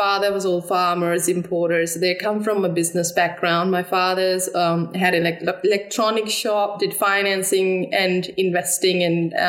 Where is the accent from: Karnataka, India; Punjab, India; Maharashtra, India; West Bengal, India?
Punjab, India; Amritsar; moved away as an adult; also born or lived in Delhi; I've grown up in northern part of India, Punjab, Amritsar